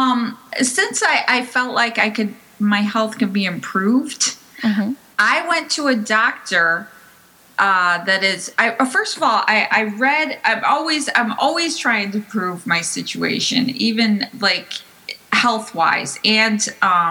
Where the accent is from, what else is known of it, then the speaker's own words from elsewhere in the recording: Chicago, Illinois, United States; moved away as an adult; also born or lived in Brooklyn; now in New Jersey, United States; I'm originally from Chicago